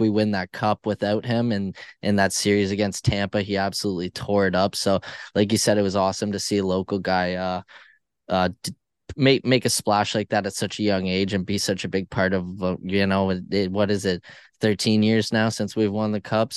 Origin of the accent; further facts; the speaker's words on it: near Toronto, Ontario, Canada; I'm not far from Toronto.